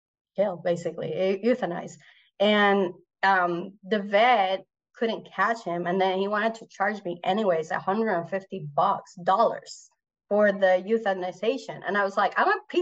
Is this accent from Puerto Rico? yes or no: yes; Puerto Rico; first language Spanish; English is a second language; moved away as an adult; also born or lived in Mozambique / South Africa; I grew up in Puerto Rico